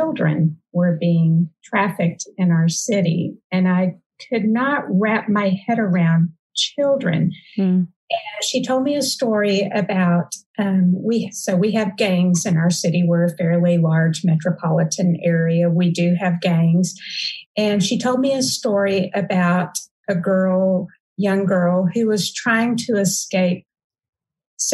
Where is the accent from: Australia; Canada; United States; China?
United States; Fort Worth, Texas; I grew up in Fort Worth. I had no idea that any of this was going on in my city. Lived here my whole life.